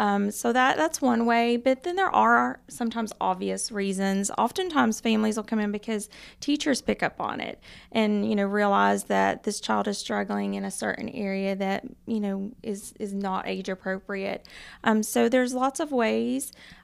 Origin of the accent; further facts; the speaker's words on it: Knoxville, Tennessee, United States; I am, yes, from North Knoxville.